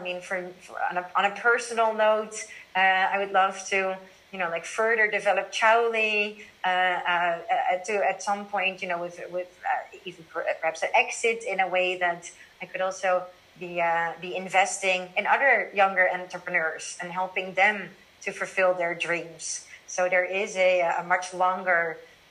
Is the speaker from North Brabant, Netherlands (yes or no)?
no; Amsterdam, North Holland, Netherlands; moved away as an adult; now in Shanghai, China; I'm originally from Amsterdam and my friends and family that are all here